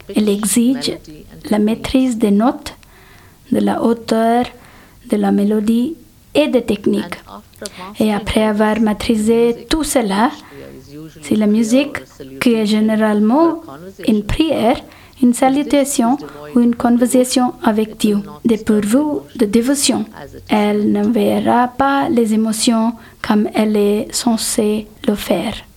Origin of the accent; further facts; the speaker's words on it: India; first language Telugu; French is a second language; now in Geneva, Switzerland; Je suis née en Inde